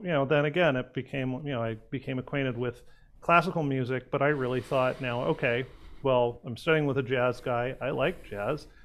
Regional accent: Pasadena, California, United States; I'm actually a, a, local boy. I uh, was born and raised in Pasadena

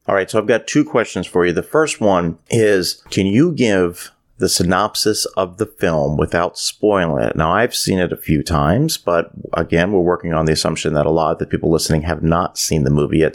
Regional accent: Canada; growing up in Canada

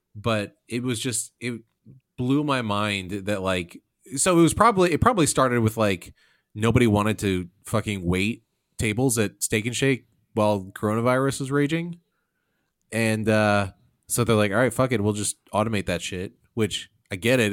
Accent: Illinois, United States; we're all from the Midwest, from Illinois

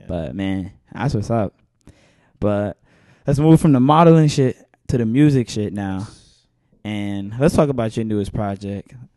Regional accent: New York City, New York, United States; I'm from Bed Stuy.

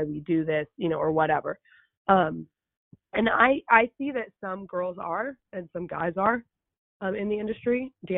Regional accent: Los Angeles, California, United States; I grew up in the San Fernando Valley

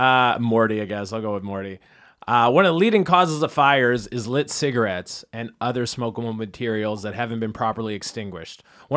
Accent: Canada; accent: Canadian; I'm Canadian. It's my accent.

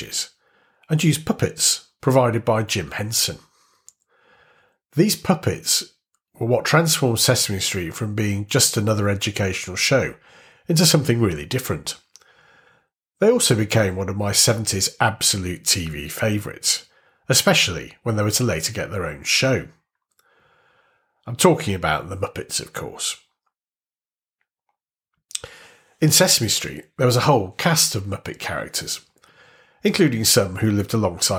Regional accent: Warrington, North West England, United Kingdom; born or raised there

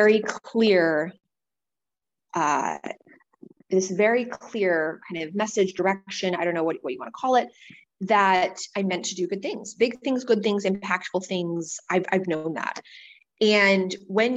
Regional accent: Wisconsin, United States; moved away as an adult; also born or lived in New York City; when I left my hometown when I was 18, and I moved across the country to New York City, to Manhattan, from my town of 600 people in Wisconsin

